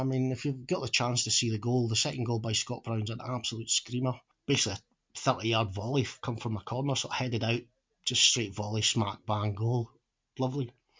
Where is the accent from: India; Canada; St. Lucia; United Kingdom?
United Kingdom; Peterhead, Scotland; moved away as an adult; now in Fife, United Kingdom; being born and brought up in Peterhead, I don't find it cold, even though I've lived down in Fife now for nearly 15 years.